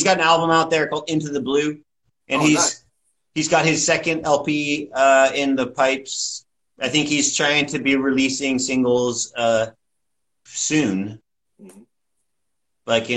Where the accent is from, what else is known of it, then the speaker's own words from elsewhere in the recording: Corvallis, Oregon, United States; now in Kingston, United States; I'm from Corvallis, which is about an hour and a half south of Portland.